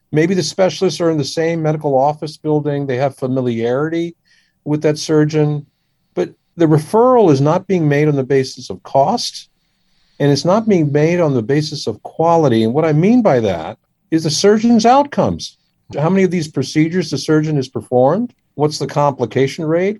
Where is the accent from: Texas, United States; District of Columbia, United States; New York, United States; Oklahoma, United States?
District of Columbia, United States; Washington; also born or lived in India; I grew up in the Washington D.C. area